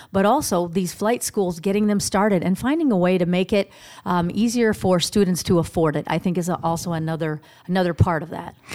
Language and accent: English; Sioux City, Iowa, United States; also born or lived in Minneapolis, Minnesota / California / Phoenix, Arizona; I was born in Minneapolis, but grew up in Sioux City